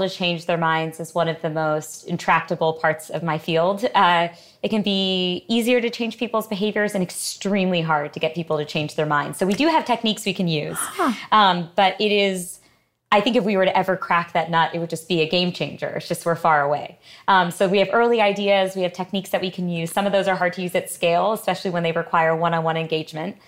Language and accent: English; Connecticut, United States; we grew up in, as I mentioned, in, in Connecticut